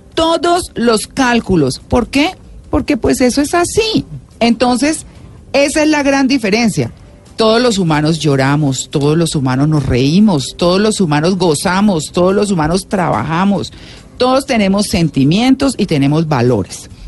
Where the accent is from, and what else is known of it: Colombia